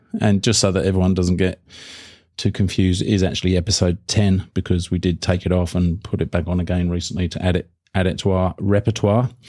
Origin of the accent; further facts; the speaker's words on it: United Kingdom; now in Australia; being the Brit that I am